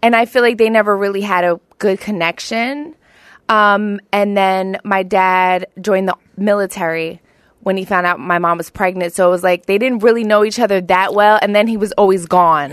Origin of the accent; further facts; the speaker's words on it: Philadelphia, Pennsylvania, United States; also born or lived in Colorado Springs, Colorado; I grew up in South Philly. I'm a hometown Philly girl